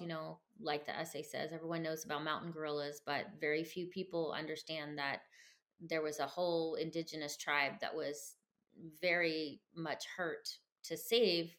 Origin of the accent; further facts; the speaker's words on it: United States; I grew up somewhat poor in America